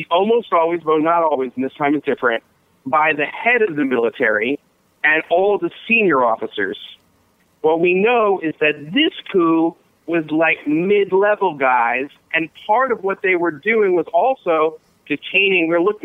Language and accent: English; Philadelphia, Pennsylvania, United States; I'm from Philadelphia